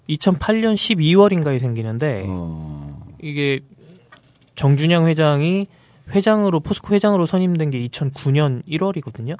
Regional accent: Incheon, South Korea; 저는 인천이에요.

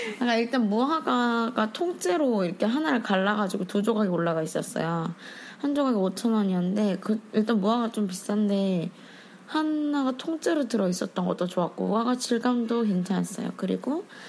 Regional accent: Seoul, South Korea; 제가 서울 사람이란 걸

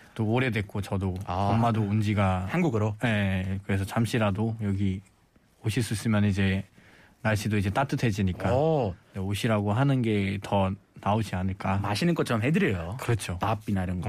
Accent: Nepal; Korean is a second language; now in South Korea; 저도 네팔에 있을 때그 네. 부탄 캠프도 몇 번 이렇게 방문하러 갔거든요

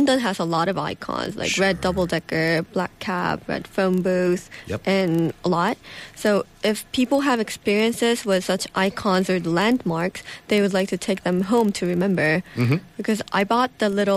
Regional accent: Seoul, South Korea; My hometown is Seoul.

